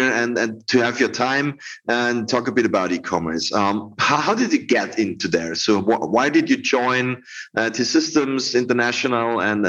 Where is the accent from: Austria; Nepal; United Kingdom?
Austria; I'm from Austria, yeah?